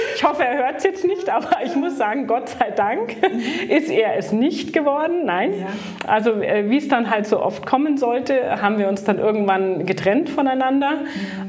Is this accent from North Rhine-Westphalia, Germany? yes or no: no; Greater Munich area, Bavaria, Germany; also born or lived in Baden-Württemberg / United States; groß geworden bin ich im, im Großraum München